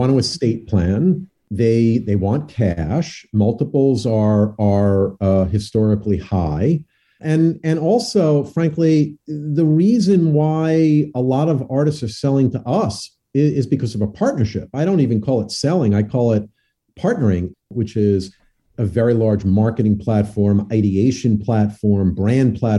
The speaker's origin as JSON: {"language": "English", "region": "New Jersey", "country": "United States", "tie": "born or raised there", "said": "I grew up in New Jersey"}